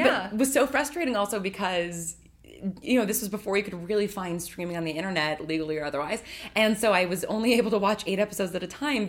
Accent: suburbs of New York, United States; also born or lived in Manhattan, New York / Bay Area, California; And then came back to the suburbs of New York. And I grew up there and really, really small high school. So, and you know, very, very small town.

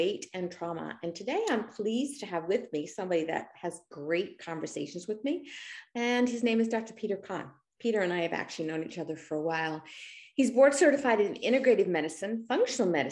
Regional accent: Australia; now in United States; both of us are immigrants. I was born in Australia in the outback

